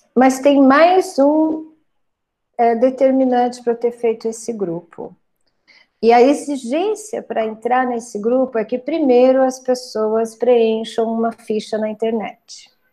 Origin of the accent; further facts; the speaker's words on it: Brazil; also born or lived in São Carlos / Uberaba; Uberaba fica perto da cidade onde eu nasci, fica a 70 quilômetros de lá